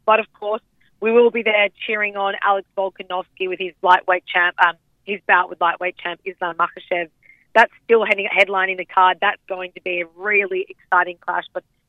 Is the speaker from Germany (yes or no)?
no; Australia; as an Aussie.